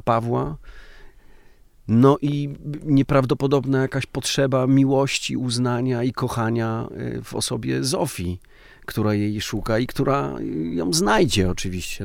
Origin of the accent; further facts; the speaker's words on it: Podhale, Lesser Poland, Poland; Ja jestem z Podhala trochę i ten patriarchat podhalański też ma, ma swoją siłę